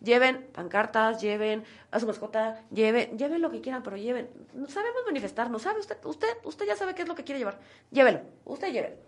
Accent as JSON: {"language": "Spanish", "region": "Oaxaca", "country": "Mexico", "said": "como oaxaqueños"}